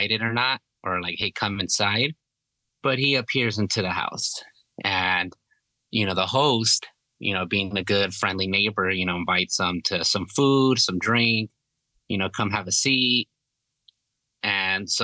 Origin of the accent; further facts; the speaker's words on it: California, United States; moved away as an adult; I was born and raised in California up until I was like 19, 20